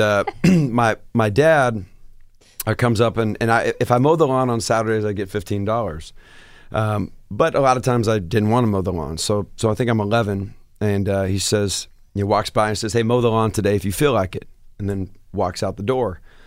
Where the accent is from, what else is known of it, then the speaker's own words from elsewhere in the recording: Seattle, Washington, United States; moved away as an adult; I said, Seattle